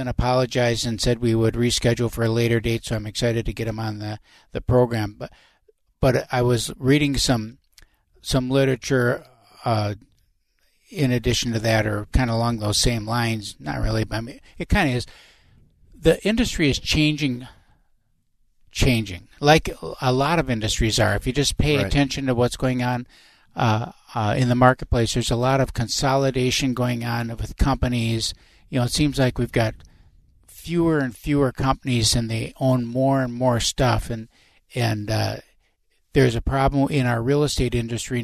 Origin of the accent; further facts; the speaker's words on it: Winona, Minnesota, United States; moved away; I'm from Winona